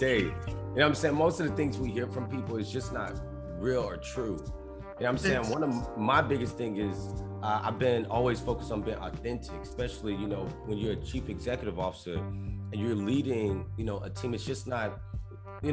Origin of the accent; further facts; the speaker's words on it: Alexandria, Louisiana, United States; moved away; I'm from Louisiana originally